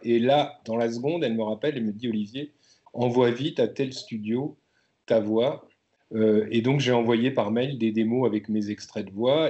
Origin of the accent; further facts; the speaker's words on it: Brittany, France; je suis né, je suis né en Bretagne